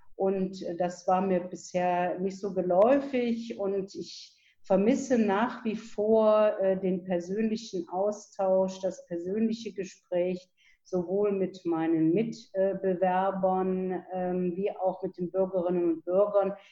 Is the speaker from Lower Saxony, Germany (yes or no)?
no; Viersen, North Rhine-Westphalia, Germany; ich bin hier auch in Viersen geboren, lebe also in meiner Heimatstadt